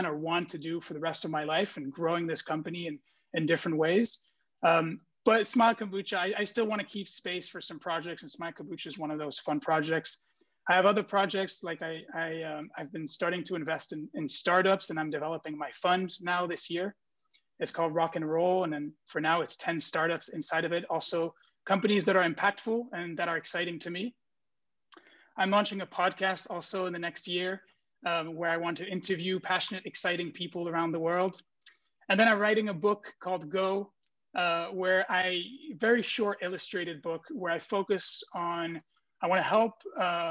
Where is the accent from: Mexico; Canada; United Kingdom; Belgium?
Belgium; Brussels, Brussels-Capital Region; moved away as an adult; now in San Francisco, United States; I'm originally from Brussels, Belgium. And like I said, I moved to San Francisco around 5 years ago